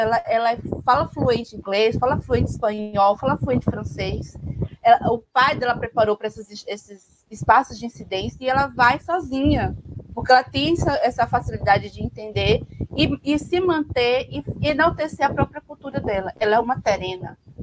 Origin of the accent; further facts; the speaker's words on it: Northeast Brazil, Brazil; como nordestina